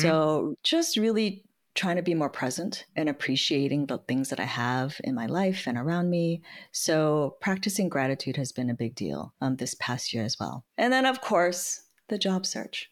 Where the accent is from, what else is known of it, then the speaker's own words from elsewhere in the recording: San Francisco, California, United States; I was born and raised in San Francisco